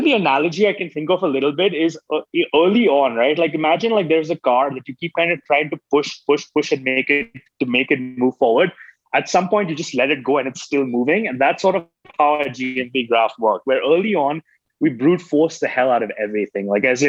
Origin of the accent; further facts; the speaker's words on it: Oman; moved away as an adult; also born or lived in Mumbai, India; now in United States; I was born in Bombay, never lived in India, actually grew up in Oman, the Middle East, moved to America to go to college in 2006, 2007.